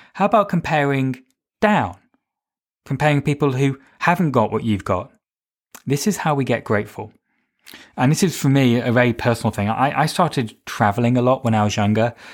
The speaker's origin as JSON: {"language": "English", "country": "United Kingdom", "tie": "born or raised there", "said": "I'm British. I mean, for me, I'm white, British, straight"}